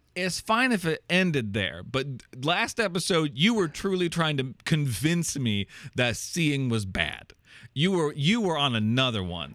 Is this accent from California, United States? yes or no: no; Iowa, United States; I moved back to Iowa and, like, back to my hometown